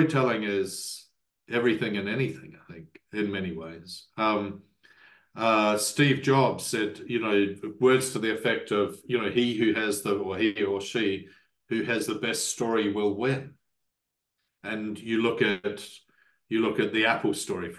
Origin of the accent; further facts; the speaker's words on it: New Zealand; as a New Zealander